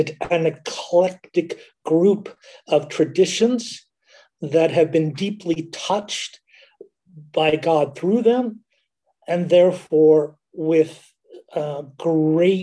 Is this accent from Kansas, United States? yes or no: yes; Kansas, United States; born or raised there; also born or lived in Alabama; now in Berlin, Germany